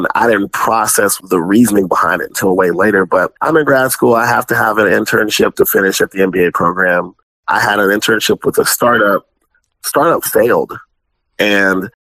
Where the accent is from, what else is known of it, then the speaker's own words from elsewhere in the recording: Spanish Fort, Alabama, United States; moved away as an adult; also born or lived in Landstuhl, Germany / Tuscaloosa, Alabama; now in Kansas City, United States; I was actually born in Landstuhl, Germany, but I was raised mostly in the suburbs of the Mobile, Alabama area